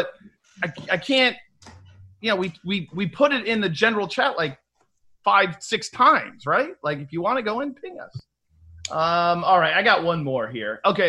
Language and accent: English; Chicago, Illinois, United States; I grew up in Chicago. I'm a Midwest guy.